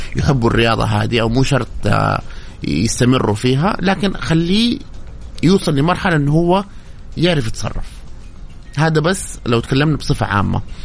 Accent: Saudi Arabia; عدد المحترفين السعوديين الى الان قليل جدا انا واحد منهم

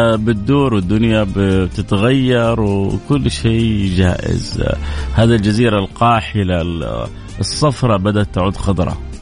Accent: Jeddah, Makkah Province, Saudi Arabia; عندنا في جده

